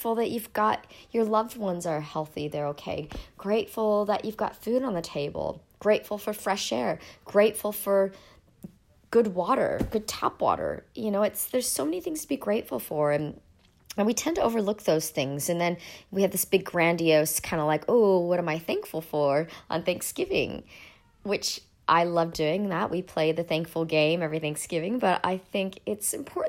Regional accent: United States; now in Sydney, Australia; I'm actually an American living in Australia

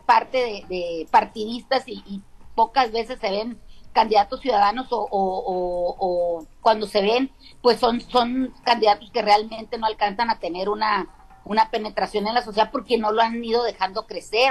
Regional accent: Caimanero, Sinaloa, Mexico; en mi pueblo, hay un Caimanero

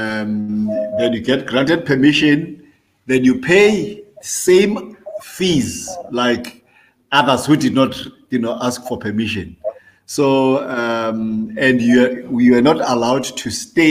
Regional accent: Johannesburg, Gauteng, South Africa; moved away as an adult; now in Zambia; I was born in Soweto, in Johannesburg. Lived there almost, for almost the rest of my life, in Johannesburg

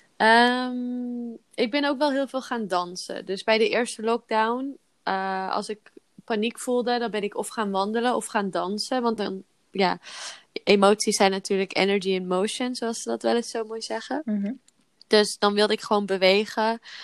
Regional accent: Zeeland, Netherlands; now in Belgium; ik kom oorspronkelijk uit Zeeland.

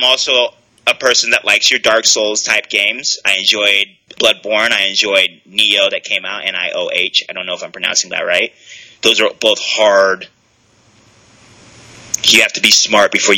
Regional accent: United States; I'm an American

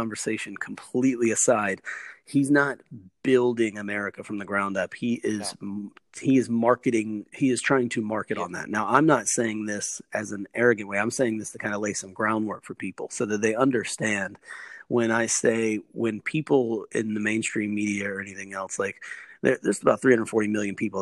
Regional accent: United States; moved away as an adult; now in Australia

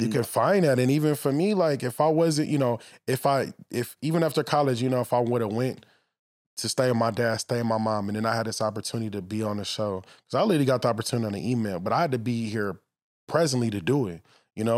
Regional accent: Los Angeles, California, United States; I grew up in the valley

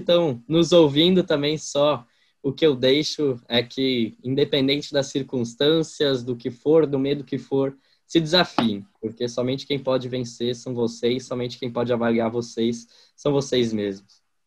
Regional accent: interior of Santa Catarina, Brazil; accent: strongly rolled R; now in Gaspar, Brazil

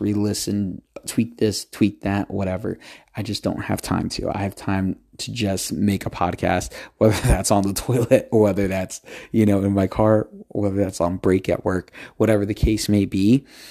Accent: United States; I'm from the United States

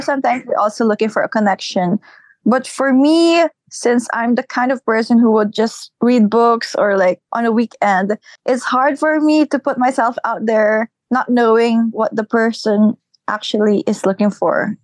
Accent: Philippines; I am a Filipina born and raised here.

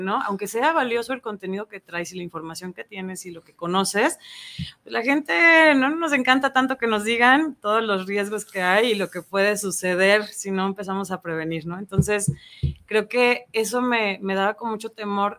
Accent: Ayutla, Jalisco, Mexico; now in Guadalajara, Mexico; es una chava de Ayutla, Jalisco. Soy originaria

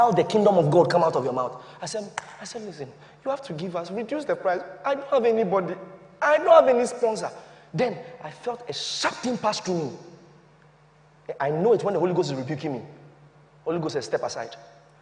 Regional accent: Ghana; As a Ghanaian

